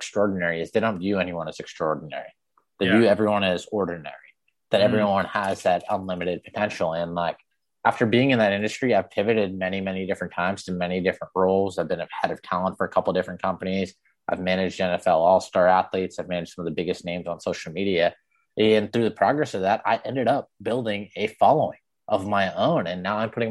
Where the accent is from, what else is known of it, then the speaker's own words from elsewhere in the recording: Framingham, Massachusetts, United States; I was born in Framingham, and I never fit in where I grew up